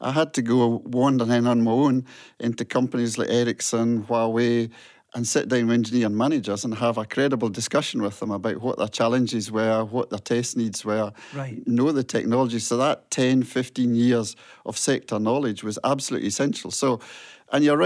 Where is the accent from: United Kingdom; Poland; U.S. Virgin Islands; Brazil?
United Kingdom; Port Logan, Scotland; moved away as an adult; also born or lived in Paisley / South Queensferry; I grew up near Stranraer in a wee village, Port Logan, way down there.